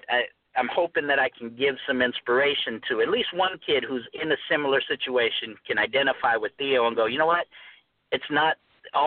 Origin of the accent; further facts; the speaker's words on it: Phoenix, Arizona, United States; growing up, I grew up in South Phoenix.